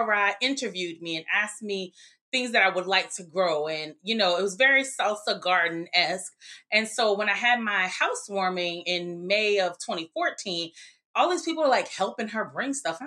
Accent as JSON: {"language": "English", "town": "New Orleans", "region": "Louisiana", "country": "United States", "tie": "born or raised there", "said": "we grew up in New Orleans, but we would spend summers, weekends, et cetera, with our grandparents in Greensburg"}